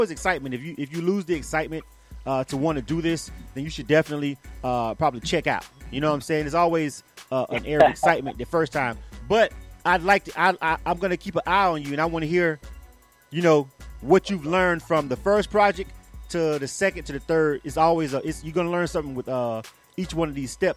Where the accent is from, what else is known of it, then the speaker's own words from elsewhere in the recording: Florida, United States; I'm a Florida boy myself